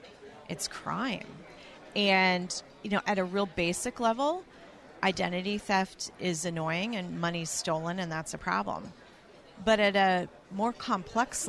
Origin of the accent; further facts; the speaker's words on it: the South, United States; I'm from the South